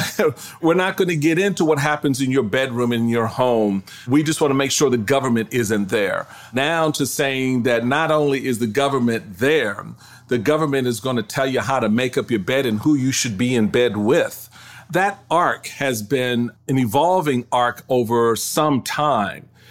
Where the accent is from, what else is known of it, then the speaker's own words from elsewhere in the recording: Washington, District of Columbia, United States; also born or lived in Maryland; I was raised in Washington, D C.